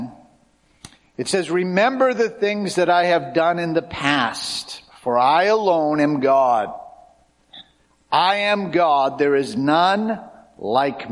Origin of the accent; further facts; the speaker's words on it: Cape Cod, Massachusetts, United States; growing up on Cape Cod, where my wife and I grew up